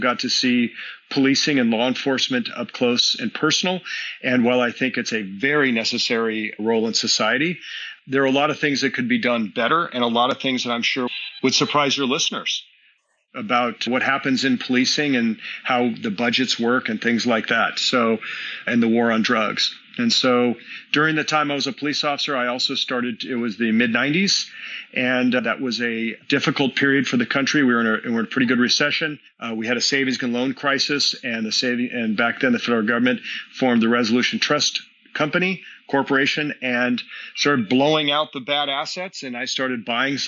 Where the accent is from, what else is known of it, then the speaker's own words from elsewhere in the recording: Southern California, United States; I'm from Southern California, which is California is the home to cannabis. Was not a big deal back in the 80s when I was in high school